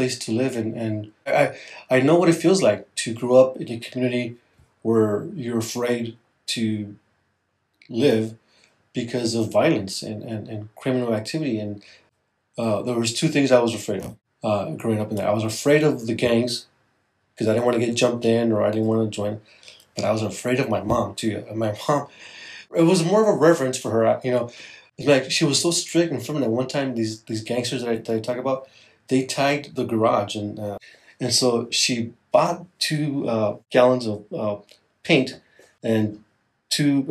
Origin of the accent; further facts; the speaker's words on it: Los Angeles, California, United States; I grew up in East Los Angeles. It's an inner city part of Los Angeles, and I was raised by my mom